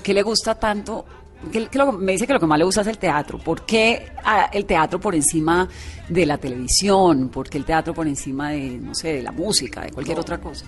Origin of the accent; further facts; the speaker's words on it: Cali, Valle del Cauca, Colombia; moved away as an adult; yo también me fui muy pequeña de Cali, a los 18